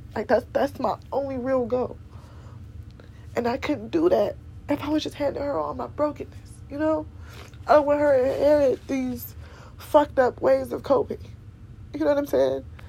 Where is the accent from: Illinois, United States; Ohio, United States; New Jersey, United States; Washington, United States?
Ohio, United States; Cleveland; I'm from Cleveland, Ohio